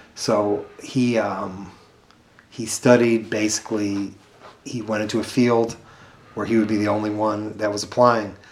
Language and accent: English; Chicago, Illinois, United States; I grew up mostly in South Shore.